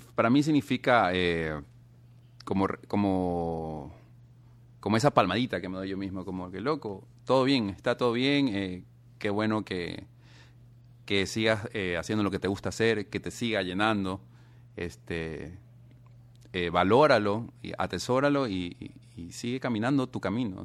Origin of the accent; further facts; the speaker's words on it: Ecuador; somos de Ecuador